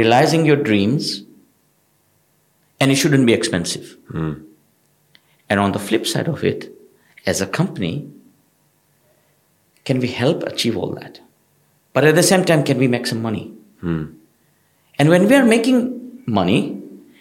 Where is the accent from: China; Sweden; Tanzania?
Tanzania; also born or lived in United Kingdom; now in United Arab Emirates; I'm originally from East Africa, from Tanzania.